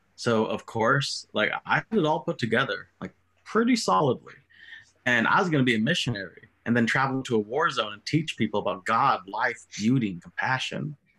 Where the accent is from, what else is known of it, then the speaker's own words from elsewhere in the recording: United States; who lived 30 years in the country out of the 37 I've been alive, was told I'm not American enough anymore